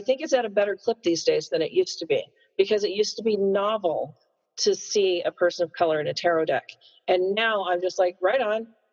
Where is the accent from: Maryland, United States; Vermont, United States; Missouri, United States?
Missouri, United States; as a white kid growing up in Missouri